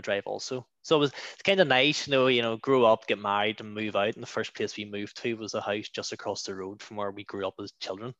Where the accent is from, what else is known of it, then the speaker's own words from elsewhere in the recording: Clockfern, Northern Ireland, United Kingdom; now in Bangor, United Kingdom; I'm originally from Clockfern. Which I'm sure some of you have seen on the news recently. And I now hail from Bangor.